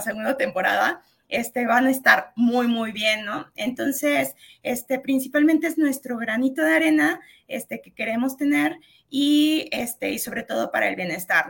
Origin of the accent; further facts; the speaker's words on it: San Luis Potosí, Mexico; aquí nosotros somos de San Luis Potosí